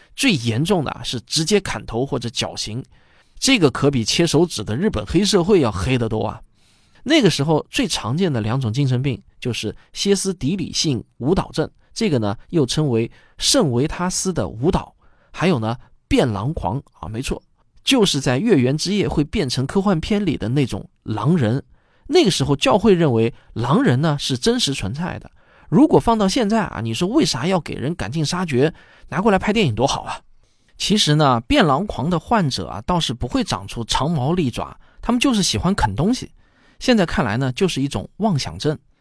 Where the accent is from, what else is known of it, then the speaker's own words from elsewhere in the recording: China; 李万宝这个名字听着很像我们中国人的名字